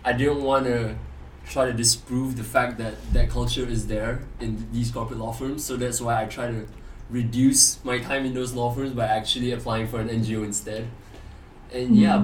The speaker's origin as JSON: {"language": "English", "town": "Gombak", "region": "Selangor", "country": "Malaysia", "moved": "as an adult", "lives_now": "London, United Kingdom", "said": "I am from Gombak"}